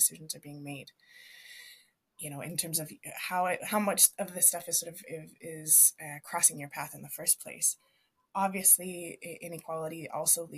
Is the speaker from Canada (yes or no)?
yes; Canada; now in Viña del Mar, Chile; When I go home to visit my folks in Canada